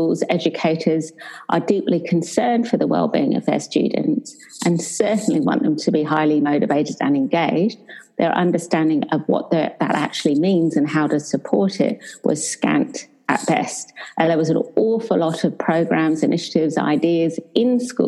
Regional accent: England, United Kingdom; moved away as an adult; now in Perth, Australia; I'm English, but for the last 20 years, I've lived in Australia

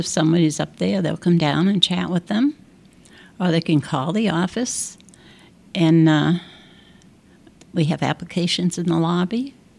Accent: Ireland; I've been there 19 years, and I'm Irish, so that says something right there.

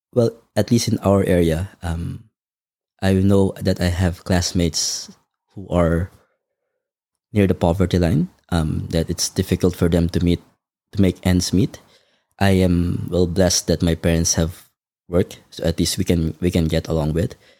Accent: Manila, Metro Manila, Philippines; now in Melbourne, Australia; I was born in the Philippines, um, in Manila, to a family of five, including me

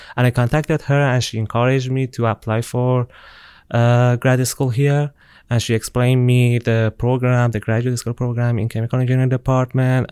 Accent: Tehran, Tehran Province, Iran; moved away as an adult; now in Auburn, United States; I'm from Iran. Uh, I'm, I, I was born and raised in Tehran, the capital of my country

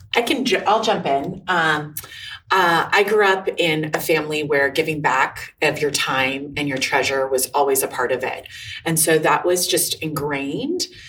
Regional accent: Los Angeles, California, United States; I'm from Los Angeles, California.

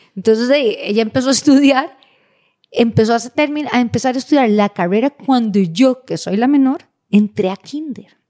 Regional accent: Costa Rica; como buenos ticos

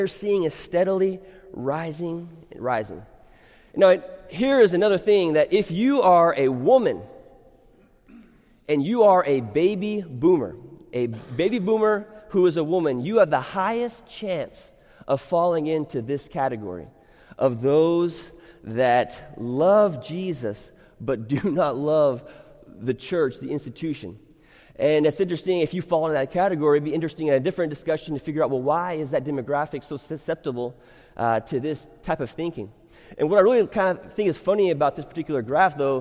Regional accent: United States; I am an American, but I am not just an American who happens to be a Christian

